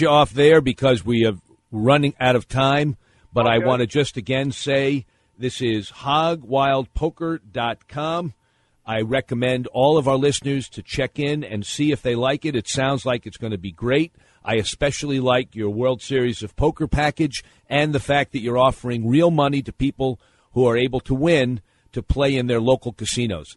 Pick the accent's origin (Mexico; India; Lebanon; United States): United States; New York; I grew up in New York uh, lived with my grandparents back in the 60s